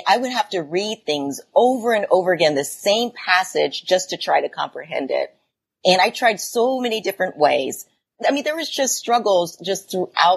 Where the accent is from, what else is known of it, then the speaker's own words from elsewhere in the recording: Huber Heights, Ohio, United States; I grew up in an area called Huber Heights, Ohio. So it is a suburb of Dayton, Ohio.